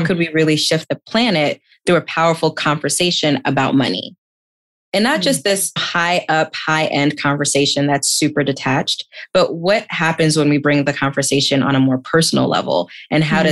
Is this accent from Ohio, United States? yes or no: no; New York City, New York, United States; I was born and raised in Queens, New York to immigrant parents